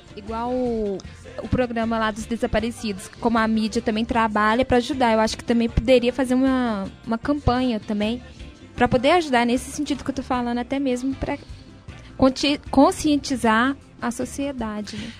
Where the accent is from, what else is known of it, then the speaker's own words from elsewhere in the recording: Sete Lagoas, Minas Gerais, Brazil; eu sou de Sete Lagoas